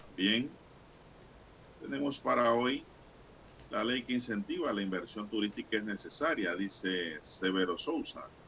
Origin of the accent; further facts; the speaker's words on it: Rufina Alfaro, Panama; mi pueblo Rufín Alfaro